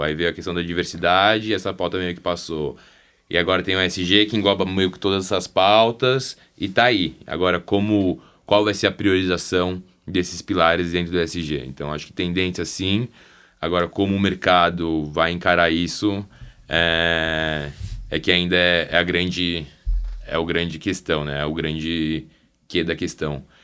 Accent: Brazil; somos brasileiros

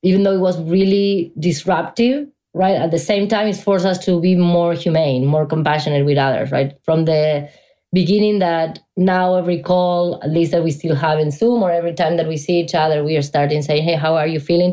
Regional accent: Argentina; moved away as an adult; now in United States; I'm originally from Argentina, so I've been living in the US since 2007.

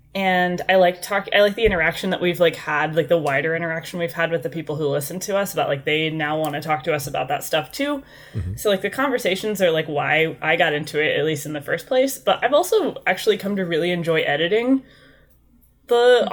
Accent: Indiana, United States; now in Bakersfield, United States; I'm from Indiana originally

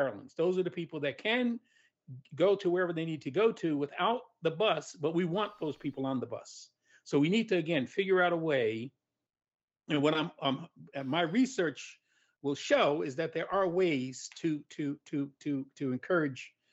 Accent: New York, United States; I'm from New York, so I used to ride the train down to DC

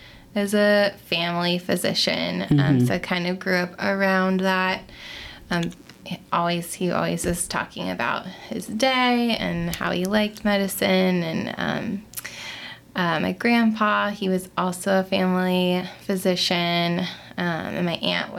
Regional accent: Melbourne Beach, Florida, United States; moved away as an adult; now in Nashville, United States; I'm originally from Florida. I grew up in a small beach town, Melbourne Beach, Florida.

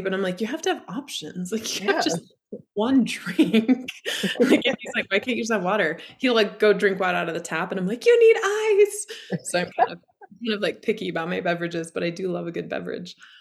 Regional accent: Idaho, United States; also born or lived in Colorado; now in Montana, United States; I live in the Montana mountains. I grew up in Idaho. I've lived in Colorado.

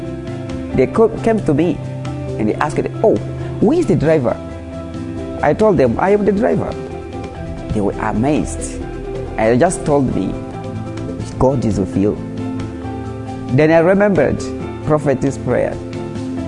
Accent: Mozambique; English is a second language; from Mozambique, a pastor in First Love Church, Mozambique. Mozambique is a Portuguese-speaking country.

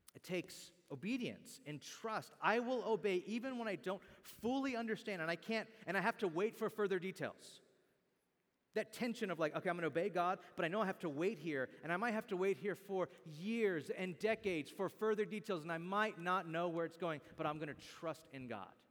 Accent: Bakersfield, California, United States; I can no longer really say that my hometown is Bakersfield or that I'm from Bakersfield.

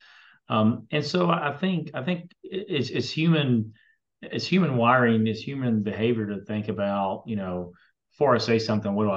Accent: little town outside of Athens, Georgia, United States; Yeah, so I grew up in the Methodist Church. It was little town outside of Athens, 10 minutes.

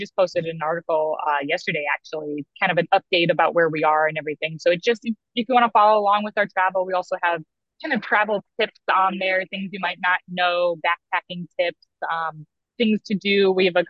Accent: Davenport, Iowa, United States; moved away; growing up in Davenport, Iowa

